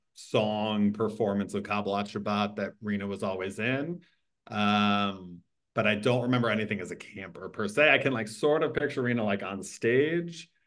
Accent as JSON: {"language": "English", "town": "South Orange", "region": "New Jersey", "country": "United States", "tie": "born or raised there", "said": "I grew up in South Orange, New Jersey, northern-ish New Jersey"}